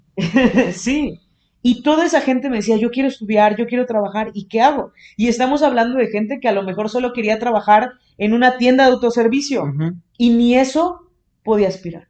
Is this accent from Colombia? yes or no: no; Xalapa, Veracruz, Mexico; yo vengo de Jalapa, Veracruz